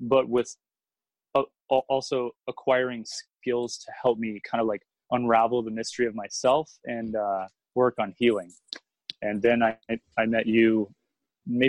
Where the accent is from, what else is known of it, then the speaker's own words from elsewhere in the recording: Houston, Texas, United States; moved away as an adult; also born or lived in Boston / New York; now in Austin, United States; I grew up in Houston. And when I was about 21, I moved to Boston